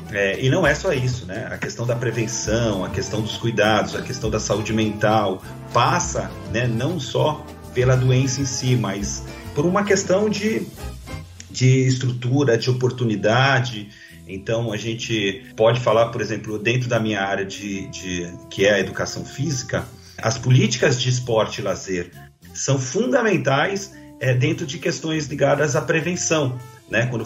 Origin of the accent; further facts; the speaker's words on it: São Paulo, Brazil; now in Guarulhos, Brazil; sou de São Paulo, né? nasci em São Paulo, mudei para Guarulhos com, com 11 anos, aqui para o bairro do Macedo, onde eu permaneço até hoje.